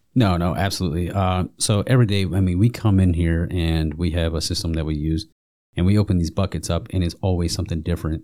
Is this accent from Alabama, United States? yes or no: yes; Alabama, United States; moved away as an adult; I'm originally from Alabama